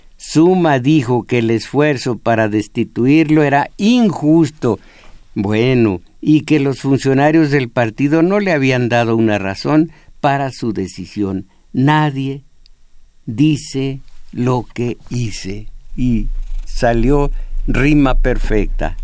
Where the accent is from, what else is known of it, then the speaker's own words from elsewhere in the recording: Mexico; Yo nací en México